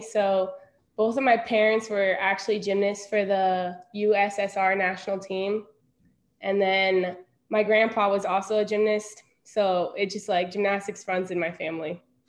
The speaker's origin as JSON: {"language": "English", "town": "Evergreen", "region": "Colorado", "country": "United States", "said": "I am from Denver, Colorado, but my family is originally from Moscow, Russia."}